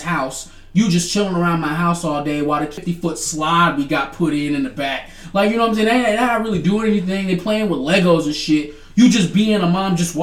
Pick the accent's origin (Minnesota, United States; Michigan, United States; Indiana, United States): Michigan, United States; Detroit; I'm from the north side. Nigga, I'm from Detroit, Michigan